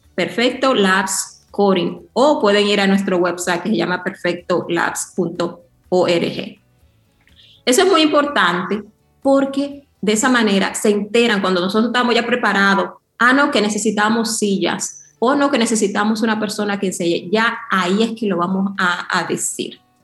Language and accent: Spanish; New York, United States; moved away as an adult; also born or lived in Yamasá, Dominican Republic / China; yo, yo crecí en Nueva York